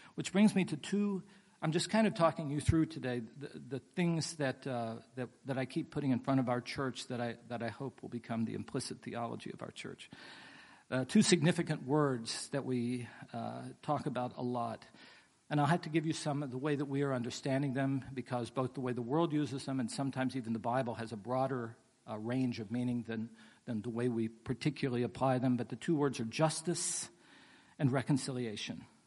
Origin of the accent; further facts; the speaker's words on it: West Virginia, United States; now in Pasadena, United States; I grew up in West Virginia